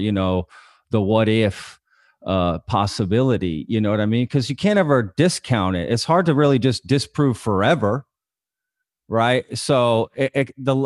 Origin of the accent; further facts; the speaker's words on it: Euless, Texas, United States; I grew up in Euless